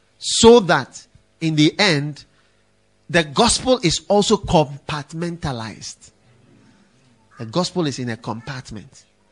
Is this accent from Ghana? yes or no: yes; Ghana; And stop thinking, well, we are Christians. And you know, we are from Ghana. And you know, in Ghana, we don't.